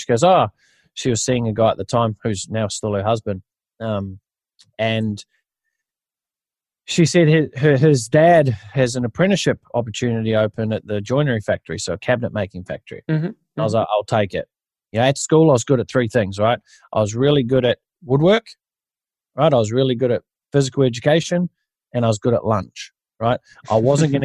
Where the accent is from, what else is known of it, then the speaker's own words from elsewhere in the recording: New Zealand; moved away as an adult; now in Australia; I grew up in New Zealand